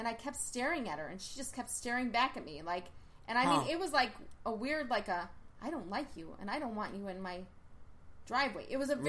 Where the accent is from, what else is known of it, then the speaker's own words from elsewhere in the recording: Villa Park, United States; I grew up in Villa Park